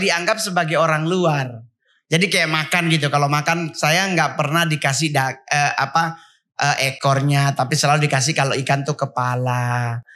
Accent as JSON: {"language": "Indonesian", "area": "Sangihe Islands", "region": "North Sulawesi", "country": "Indonesia", "tie": "born or raised there", "also_born_or_lived": "Manado", "moved": "yes", "said": "Kalau masa kecil kan saya tidak di Menadonya, tapi saya di Pulau Sanger"}